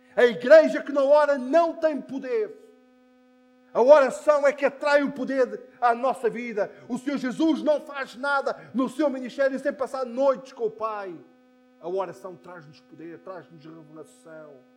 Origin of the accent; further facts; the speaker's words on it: Póvoa de Santa Iria, Lisbon, Portugal; now in Algés, Portugal; Na minha eh, adolescência, na minha juventude, quando em Póvoa de Santaria se juntava quase toda a igreja